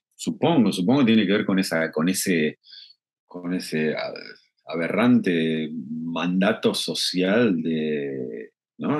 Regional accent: Argentina; tenemos una frase en Argentina que es piantavotos

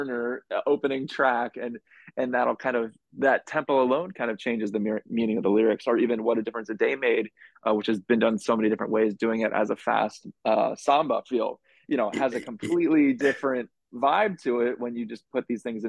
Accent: Los Angeles, California, United States; moved away as an adult; now in New York City, United States; I'm originally from Los Angeles

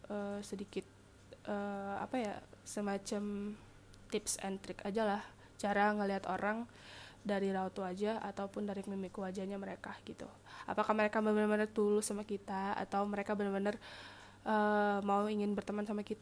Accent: Sumatra, Indonesia; karena gue emang anak rantau kan di sana gitu kayak gue anak Sumatera mereka orang Jawa

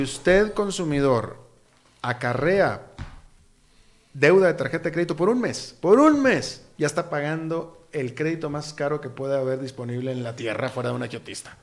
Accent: Costa Rica; como tico

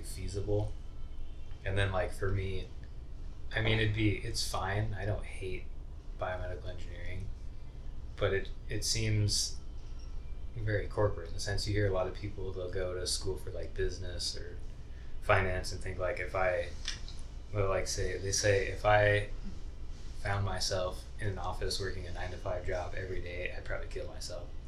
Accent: Idaho, United States; moved away as an adult; I moved here from Idaho. I went to high school in Idaho.

